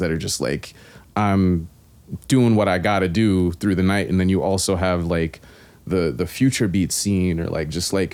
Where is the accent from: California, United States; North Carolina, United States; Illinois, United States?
North Carolina, United States; Raleigh; Raleigh, North Carolina